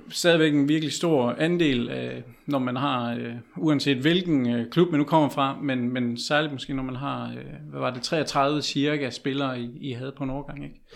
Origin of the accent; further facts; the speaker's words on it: Herning, Central Denmark Region, Denmark; for jeg kommer selv fra Herning